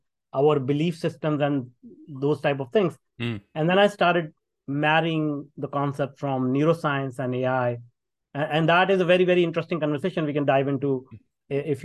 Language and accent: English; India; moved away; If people can tell from my accent, I grew up in India. And I grew up in a very small town.